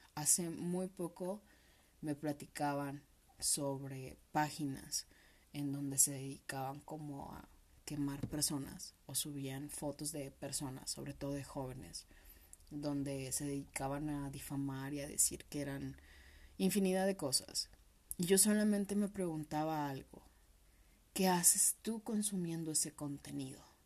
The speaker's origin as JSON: {"language": "Spanish", "country": "Mexico", "said": "como buenos mexicanos"}